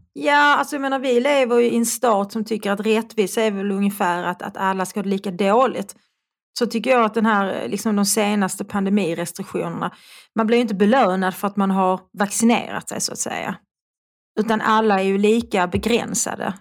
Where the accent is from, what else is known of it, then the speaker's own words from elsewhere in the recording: Malmö, Skåne, Sweden; accent: Malmö dialect (malmitiska); also born or lived in Svedala / Lund / Österlen / Stockholm; jag talar en ganska eh, klassisk malmitiska. Mm. Jag är född i Malmö och jag bodde i Malmö tills jag skulle börja skolan. Då flyttade jag till Svedala